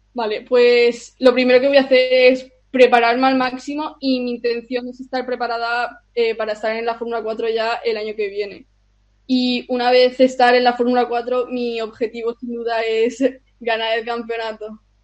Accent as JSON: {"language": "Spanish", "country": "Spain", "tie": "born or raised there", "said": "soy austriaca, pero eh, nací en España y, vivo en España"}